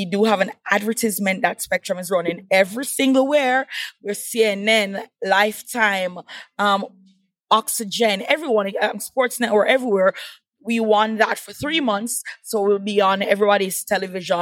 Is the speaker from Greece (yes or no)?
no; Kingston, Jamaica; accent: Patois; moved away as an adult; also born or lived in Montego Bay, Jamaica; now in United States; I represent the island of Jamaica. Yes, that's where I'm from. And as I was telling Karen earlier, that I've been moving all over Jamaica because I was born in Kingston. And after my first year of college, I migrated to Montego Bay